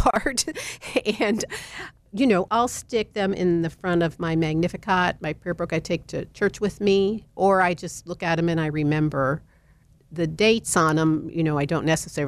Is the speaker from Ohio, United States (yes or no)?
yes; Cincinnati, Ohio, United States; moved away; I'm originally from Cincinnati, and my cousins there